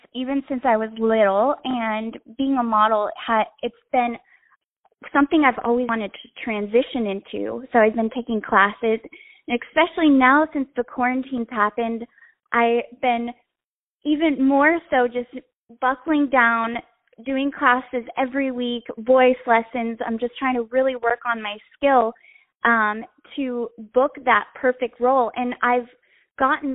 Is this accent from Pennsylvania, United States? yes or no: no; North Carolina, United States; moved away as an adult; also born or lived in Florida; So I grew up in North Carolina in a small town right outside of Raleigh.